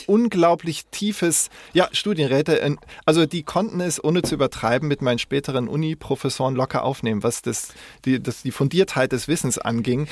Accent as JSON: {"language": "German", "region": "West Germany", "country": "Germany", "said": "als Wessi"}